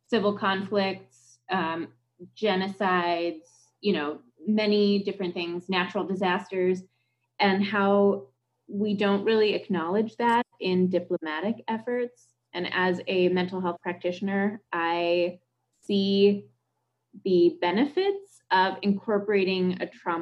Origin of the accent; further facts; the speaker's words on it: United States; As an American and someone who had worked with Vietnam veterans